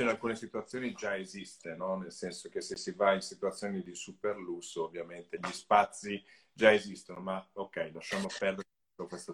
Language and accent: Italian; Italy; Io sono del Lago Maggiore